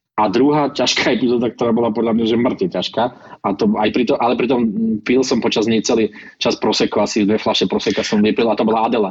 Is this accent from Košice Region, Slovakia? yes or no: yes; Michalovce, Košice Region, Slovakia; now in Bratislava, Slovakia; v občianskom mám už Bratislavu, ale pochádzam z Michiganu, z Michaloviec